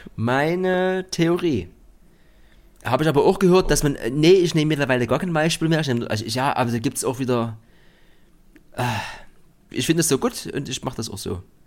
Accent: East Germany, Germany; bei uns im Osten

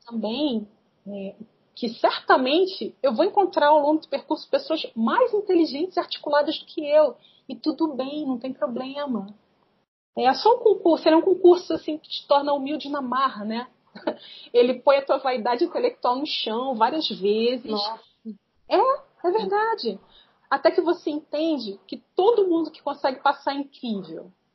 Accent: Rio de Janeiro, Brazil; now in Nova Friburgo, Brazil; Dos 5 aos 11 anos eu morei no Morro da Formiga, uma favela do Rio de Janeiro, foi é a cidade onde eu nasci.

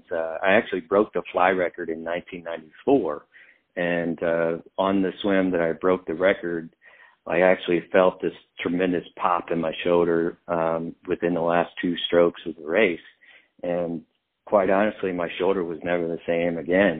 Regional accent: Tell City, Indiana, United States; moved away; growing up in Tell City

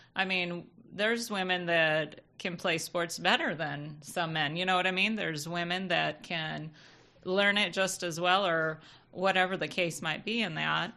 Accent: Michigan, United States; we grew up in Michigan

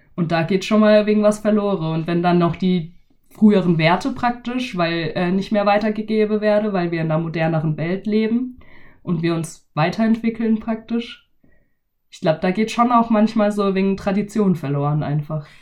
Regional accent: near Freiburg, Baden-Württemberg, Germany; accent: Badisch; ich komme halt aus der Nähe von Freiburg

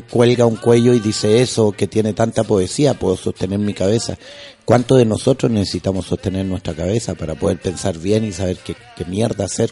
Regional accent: Quintero, Valparaíso, Chile; also born or lived in Chuquicamata; yo vengo del B14 de Quintero, de mis compadres de allá, que otros son pescadores

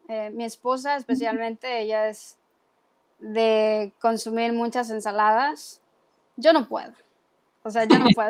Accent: Sinaloa, Mexico; moved away; Yo vengo de Sinaloa

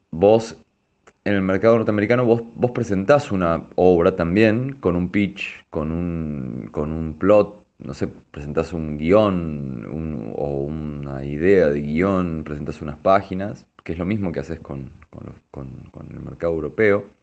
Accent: Argentina; tenés una especie de, plus en, en, Francia siendo argentino, ¿no? O sea, sabés que ahí te van a mirar de otra manera, ah, bueno, esto es un artista argentino

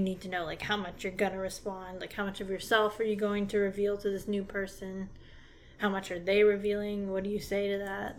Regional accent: Dallas area, Texas, United States; also born or lived in Crandall, Texas; I've lived in Texas all my life. I've kind of moved around a bit, but I mostly stayed in, or yeah, pretty much stayed in the Dallas area

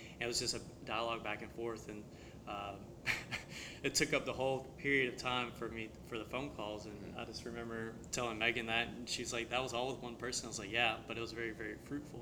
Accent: the Bible Belt, United States; I grew up in the Bible Belt

